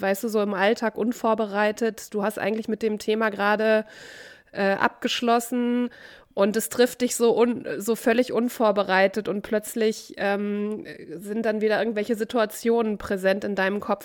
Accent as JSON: {"language": "German", "region": "North Rhine-Westphalia", "country": "Germany", "moved": "yes", "lives_now": "Cologne, Germany", "said": "aus dem Kaff, wo ich herkomme, vom Niederrhein"}